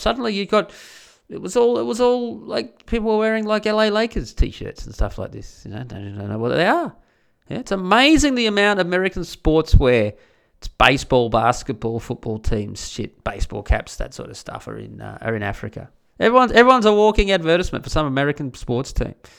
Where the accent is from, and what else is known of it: Australia; born or raised there